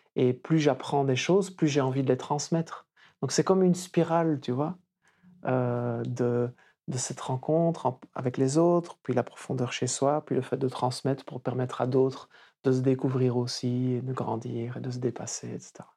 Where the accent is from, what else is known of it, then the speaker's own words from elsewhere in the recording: Wallonia, Belgium; also born or lived in Flanders; je suis né en Wallonie, qui est la partie francophone du pays